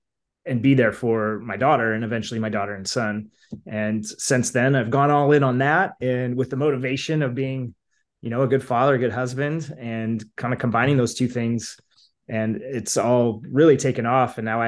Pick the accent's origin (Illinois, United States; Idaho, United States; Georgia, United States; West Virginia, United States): Idaho, United States; now in Boise, United States; I grew up in Northern Idaho. I now live in Boise, but grew up in Idaho, kind of a smaller town